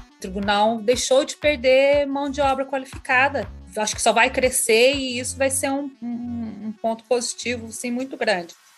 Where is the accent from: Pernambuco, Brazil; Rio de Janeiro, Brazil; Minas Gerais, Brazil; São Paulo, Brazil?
Minas Gerais, Brazil; Camanducaia; moved away as an adult; now in Curitiba, Brazil; fiquei em Camanducaia, né? Na minha cidade natal